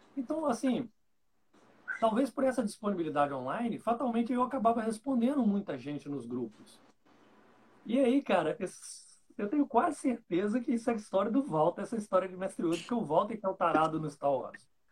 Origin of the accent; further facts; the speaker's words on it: Santo Antônio de Pádua, Rio de Janeiro, Brazil; Eu sou de Santo Antônio de Pádua, interior do Rio de Janeiro